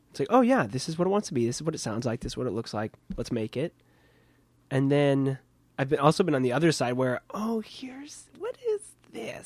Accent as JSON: {"language": "English", "region": "Kansas", "country": "United States", "moved": "yes", "lives_now": "New York, United States", "said": "I'm from Kansas"}